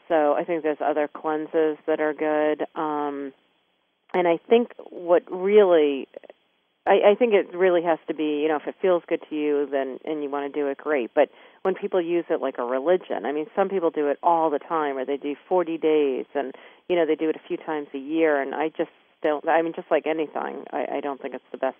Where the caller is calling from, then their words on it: Maine, United States; also born or lived in Laguna Beach; I'm calling in from Maine.